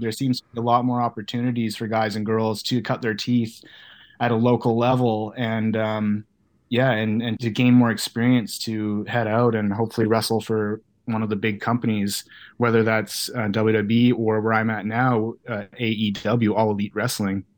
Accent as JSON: {"language": "English", "country": "Canada", "tie": "born or raised there", "said": "being a kid from Canada"}